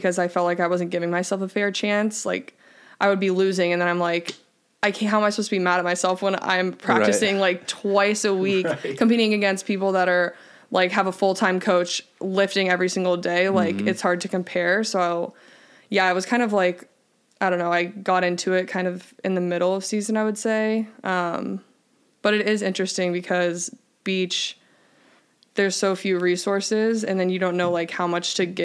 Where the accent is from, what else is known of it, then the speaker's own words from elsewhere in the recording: Indiana, United States; moved away; also born or lived in Michigan / Pepperdine (California); I'm from Indiana.